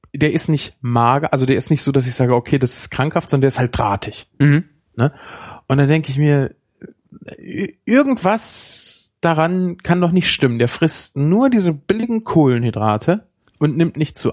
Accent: Germany; bei uns, wir sind Deutsche

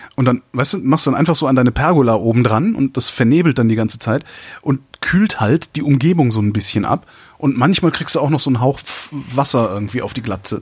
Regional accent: Cologne, North Rhine-Westphalia, Germany; now in Berlin, Germany; ich als Kölner

